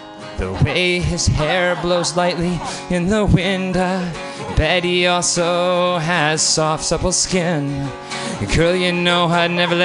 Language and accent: English; Syracuse, New York, United States; moved away; also born or lived in Boston; I grew up in Syracuse, New York